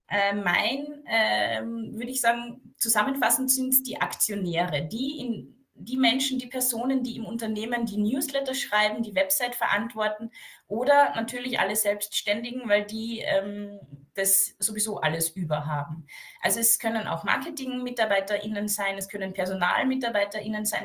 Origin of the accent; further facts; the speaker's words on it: Carinthia, Austria; ich bin aus dem Süden Österreichs